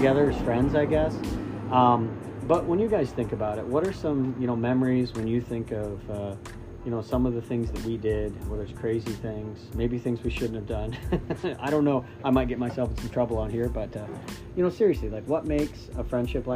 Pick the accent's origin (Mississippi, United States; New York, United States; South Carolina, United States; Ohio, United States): Ohio, United States; Midwest; now in Northeast, United States; because I live in the Northeast, I'm from the Midwest